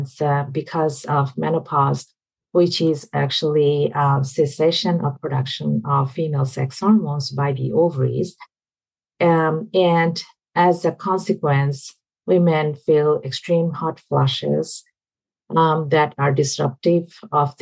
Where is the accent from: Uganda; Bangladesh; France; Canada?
Bangladesh; moved away as an adult; now in United States; Where I grew up in Southeast Asia, Bangladesh, I mean, when I was in even med school